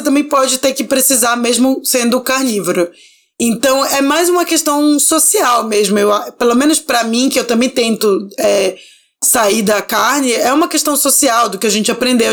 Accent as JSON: {"language": "Portuguese", "town": "Belém", "region": "Pará", "country": "Brazil", "tie": "born or raised there", "moved": "yes", "lives_now": "São Paulo, Brazil", "said": "eu sou do norte, eu sou de Belém, e eu cresci com a minha avó temperando o camarão no limão"}